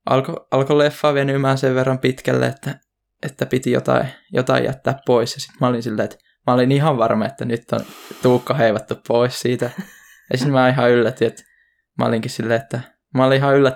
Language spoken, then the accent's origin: Finnish; Hyvinkää, Uusimaa, Finland; tällä hetkellä mä oon ihan täällä kotopuolessa Hyvinkäällä.